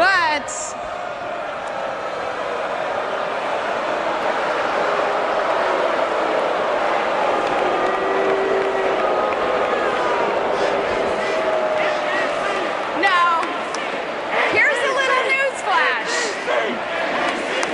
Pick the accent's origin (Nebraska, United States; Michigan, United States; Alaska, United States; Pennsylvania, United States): Alaska, United States; Before I became governor of the great state of Alaska, I was mayor of my hometown